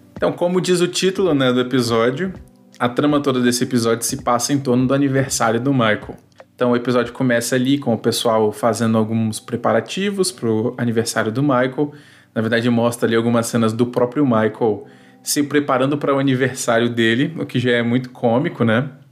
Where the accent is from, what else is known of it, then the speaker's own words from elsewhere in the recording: Espírito Santo, Brazil; eu sou natural do Espírito Santo, atualmente moro né, no Espírito Santo também